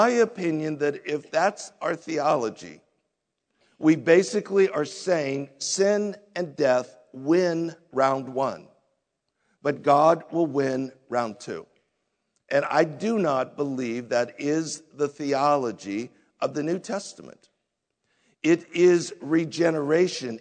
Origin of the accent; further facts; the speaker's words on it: United States; we as American Christians